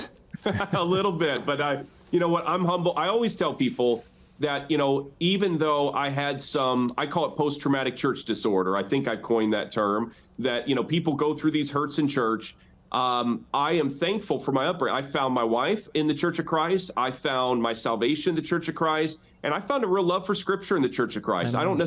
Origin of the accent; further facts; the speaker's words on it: outside of South Bend, Indiana, United States; The church where we came back and planted a church in my hometown. So I'm back in the same town that I got ran out of, outside of South Bend, Indiana